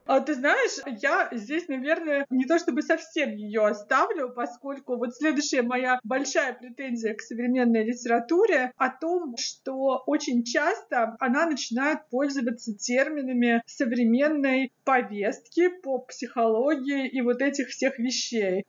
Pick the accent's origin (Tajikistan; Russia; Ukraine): Russia; Krasnodar Krai; я сама из Краснодарского края